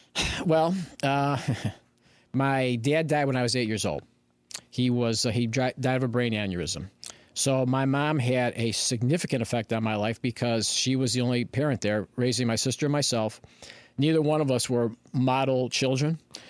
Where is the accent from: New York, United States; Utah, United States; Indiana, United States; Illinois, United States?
Illinois, United States; Berwyn; also born or lived in Chicago; now in Aurora, United States; All right, so I was born in Chicago, okay. Grew up in Berwyn. I moved out to Aurora in 1983.